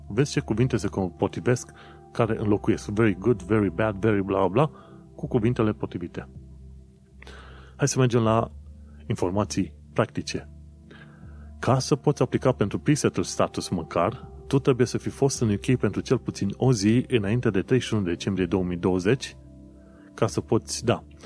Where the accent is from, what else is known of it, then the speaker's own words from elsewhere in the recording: Romania; moved away as an adult; also born or lived in London, United Kingdom; now in United Kingdom; noi venim din România